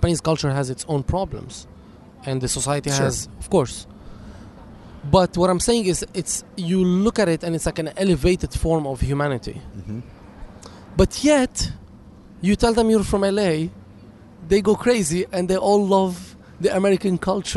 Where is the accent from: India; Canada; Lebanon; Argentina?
Lebanon; now in Los Angeles, United States; I was born in Lebanon